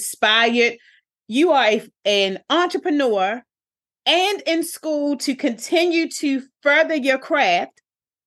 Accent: Baltimore, Maryland, United States; I'm from Park Heights, I'm from West Baltimore.

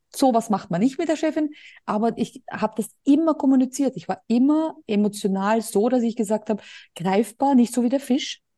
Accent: Austria; moved away as an adult; now in Spain; Bei uns in Österreich

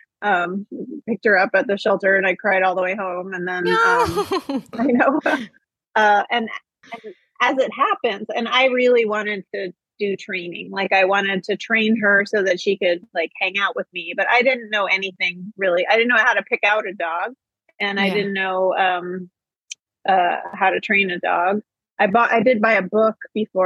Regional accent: Ohio, United States; I grew up in Ohio

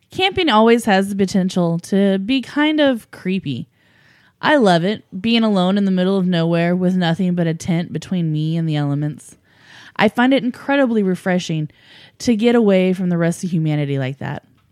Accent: United States; I grew up in Americas, and we Americans

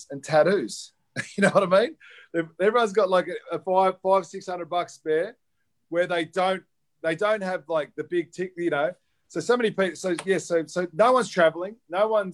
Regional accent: Australia; also born or lived in Byron Bay, New South Wales; now in Northern Beaches, Australia; I'm Australian.

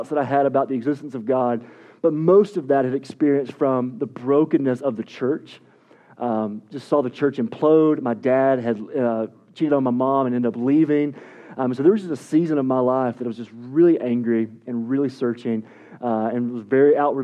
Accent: East Tennessee, United States; I'm from East Tennessee.

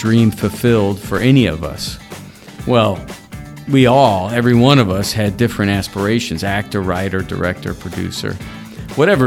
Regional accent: Indiana, United States; moved away as an adult; now in Los Angeles, United States; having been born and raised in Indiana and feeling like I grew up in Los Angeles? You know, when I moved to Los Angeles, I think I was 18.

